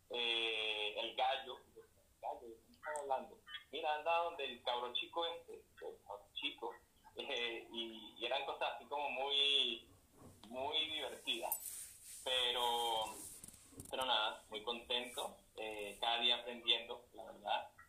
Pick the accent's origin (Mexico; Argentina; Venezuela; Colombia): Venezuela; now in Chile; Yo, estoy en Chile, pero yo soy de Venezuela